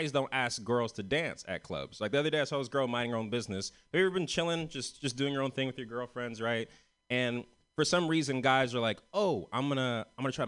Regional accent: San Francisco, California, United States; I'm from San Francisco. I'm one of the only ones from San Francisco in this festival tonight

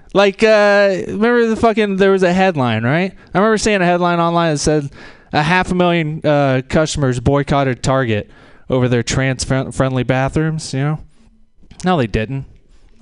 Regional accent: rural Tennessee, United States; From rural Tennessee myself, and I'm 31. That means I was a freshman in a new high school in the rural South

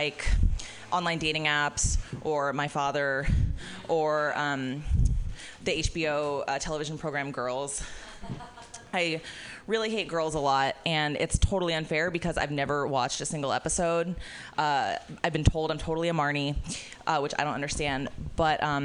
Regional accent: Florida, United States; I'm from Florida

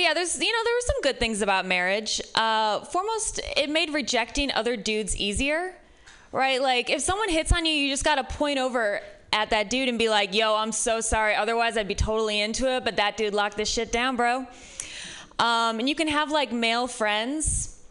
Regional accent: Midwest, United States; now in San Francisco, United States; I'm from the Midwest, which might be part of it.

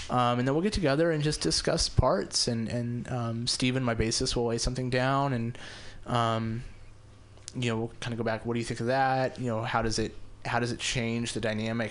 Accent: Las Vegas, Nevada, United States; moved away as an adult; also born or lived in Ventura, California / Reno, Nevada; now in San Francisco, United States; I grew up in Las Vegas, so it's actually the first time I have performed in Las Vegas. Um, I moved away when I was 18

